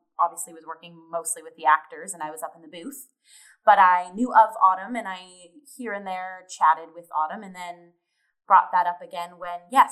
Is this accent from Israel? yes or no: no; Windsor, Ontario, Canada; moved away as an adult; now in Toronto, Canada; my community theaters back in my hometown of Windsor, Ontario